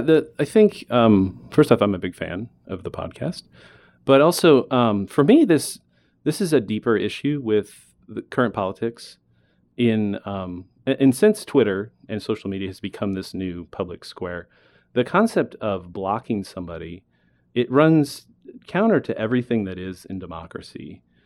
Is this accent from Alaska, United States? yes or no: yes; Alaska, United States; now in Arizona, United States; I was born in Alaska. I moved to Arizona after years of vacationing here with my snowbird grandparents. Um, growing up in Alaska